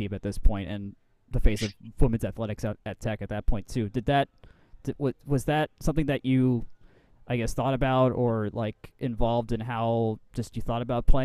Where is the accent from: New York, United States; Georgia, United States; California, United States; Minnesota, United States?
Georgia, United States; Atlanta; I was raised in Atlanta